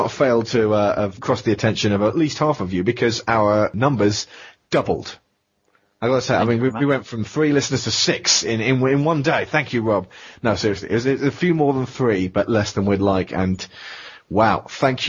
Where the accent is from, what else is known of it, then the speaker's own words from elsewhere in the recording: England, United Kingdom; accent: British; we're English. Yeah, we're British.